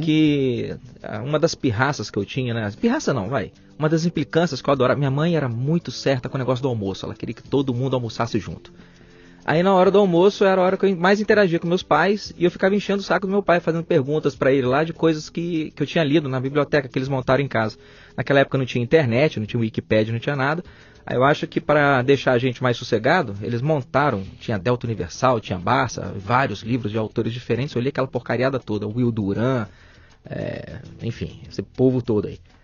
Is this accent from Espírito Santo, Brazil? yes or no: yes; Vitória, Espírito Santo, Brazil; also born or lived in São José dos Campos / Belo Horizonte / Santa Maria de Jetibá; now in Caraguatatuba, Brazil; eu sou natural do Espírito Santo, Vitória.